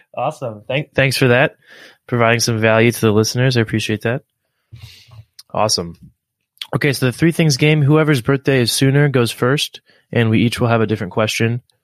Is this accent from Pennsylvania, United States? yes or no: yes; Philadelphia, Pennsylvania, United States; I, am from the U.S. and I grew up in Philadelphia and in, in and around Philadelphia